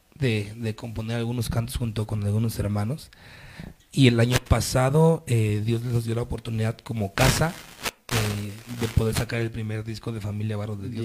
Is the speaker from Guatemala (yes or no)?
no; Mexico; somos los únicos de México